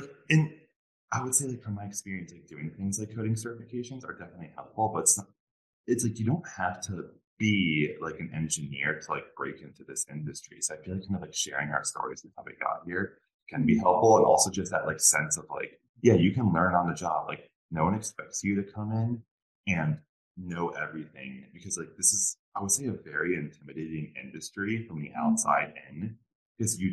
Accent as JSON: {"language": "English", "region": "Northeast", "country": "United States", "tie": "born or raised there", "said": "I grew up like in the Northeast"}